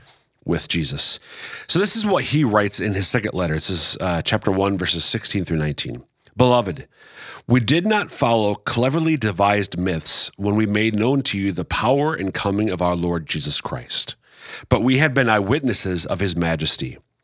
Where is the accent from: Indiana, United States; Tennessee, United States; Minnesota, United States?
Minnesota, United States; now in Sioux Falls, United States; I have almost been in South Dakota longer than I was in my home state of Minnesota.